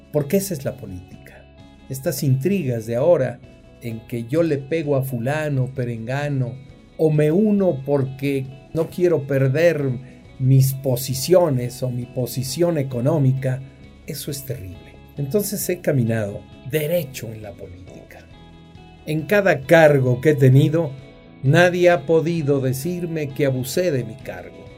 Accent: Huajuapan de León, Oaxaca, Mexico; yo nací en Guajuapan de León, que es camino hacia Oaxaca, y es Oaxaca

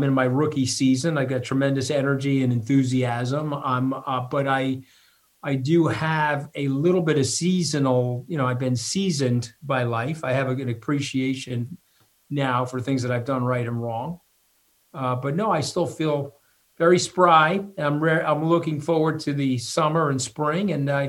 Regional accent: Long Island, New York, United States; I'm a New Yorker. I'm not going anywhere.

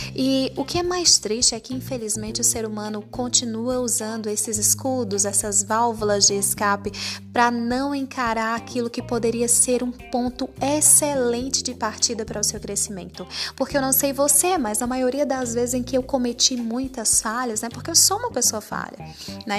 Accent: Northeast Region, Brazil; eu sou nordestina

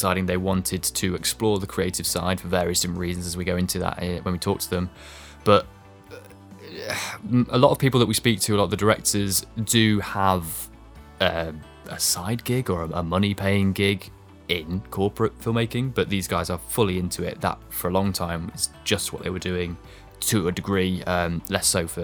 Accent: East Midlands, United Kingdom; we are from the East Midlands

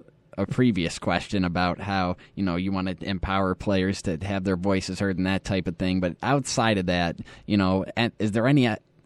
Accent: Corning, New York, United States; moved away as an adult; also born or lived in Painted Post / Addison; now in Buffalo, United States; I'm from that area. I was born in Corning, and I've lived in, you know, surrounding towns for my whole life, at least up until I came here, like Painted Post, Addison.

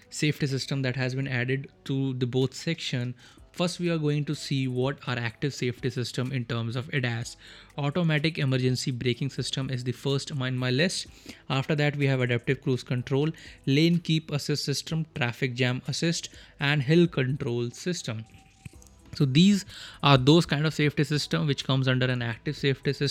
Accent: India; first language Hindi; English is a second language; because Hindi is my mother tongue and English. I'm trying to improve myself

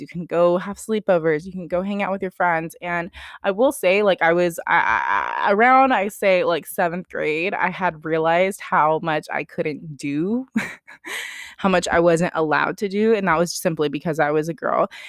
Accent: Sacramento, California, United States; also born or lived in Bay Area, California; I was born in the Bay Area. My parents moved up to the Sacramento area when I was less than a year old. I've been up in NorCal my whole life.

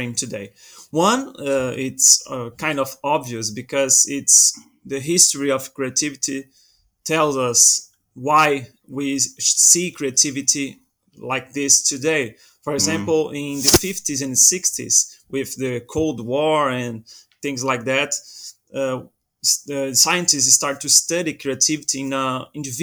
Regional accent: Brazil; now in Portugal; I'm originally from Brazil, but I live in Portugal now

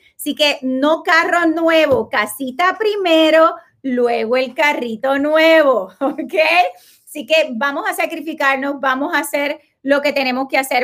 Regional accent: Puerto Rico; now in Florida, United States; yo soy puertorriqueña

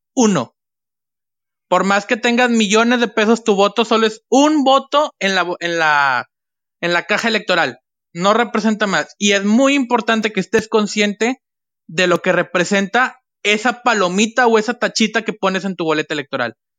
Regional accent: Mexico; como mexicano

